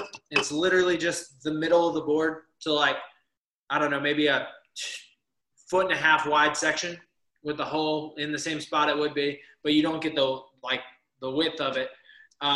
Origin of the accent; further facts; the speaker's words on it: Harrisburg, Pennsylvania, United States; I'm from Pennsylvania, South Central PA, Harrisburg area